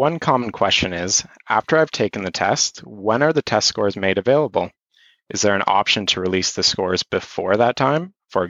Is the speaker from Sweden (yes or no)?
no; Ontario, Canada; also born or lived in Belgium; I'm from Ontario, and I recently graduated with an MA in Religious Studies. I've lived and studied abroad in Belgium.